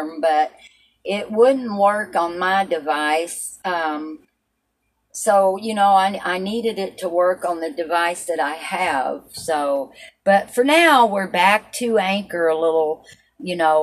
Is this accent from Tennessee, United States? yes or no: yes; Appalachian mountains, Tennessee, United States; I was raised in the mountains in Tennessee. So were you, but I was raised a little bit more further into the mountains, the Appalachian